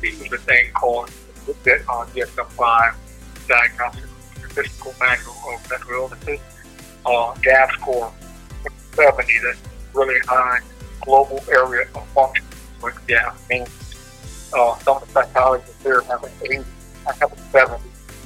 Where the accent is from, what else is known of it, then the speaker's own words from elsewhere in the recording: Minneapolis, Minnesota, United States; being African American from North Minneapolis